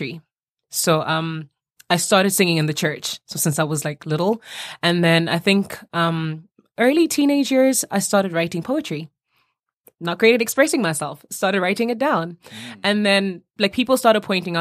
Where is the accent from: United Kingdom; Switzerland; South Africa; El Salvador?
South Africa; growing up in South Africa kind of just gave me a mix of everything.